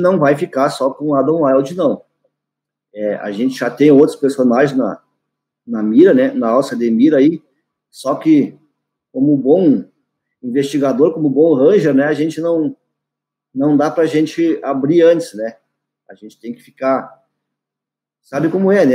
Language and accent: Portuguese; Cacequi, Rio Grande do Sul, Brazil; Saikan é o nome da minha localidade, onde eu nasci, onde eu, eu resido até hoje